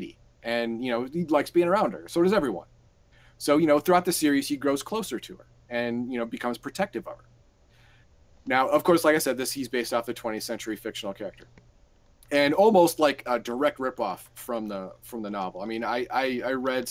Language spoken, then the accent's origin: English; United States; I'm American